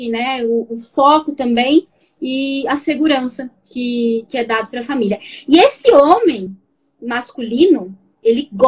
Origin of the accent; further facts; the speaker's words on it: Barueri, São Paulo, Brazil; Sou de São Paulo, Barueri, cidade